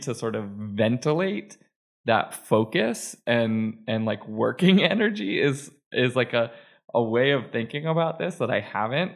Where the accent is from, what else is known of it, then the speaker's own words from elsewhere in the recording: Manchester, New Hampshire, United States; my hometown of Manchester, New Hampshire